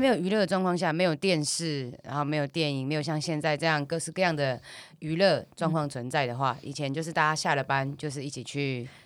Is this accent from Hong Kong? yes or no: no; Taiwan; 我们台湾讲台语嘛